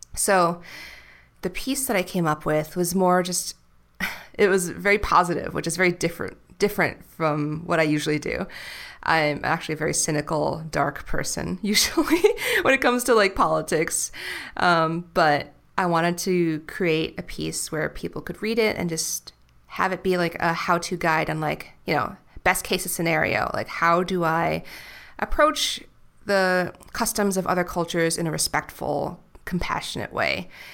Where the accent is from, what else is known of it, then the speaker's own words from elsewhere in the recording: New York City, New York, United States; now in Puerto Vallarta, Mexico; I'll just say, like, New York City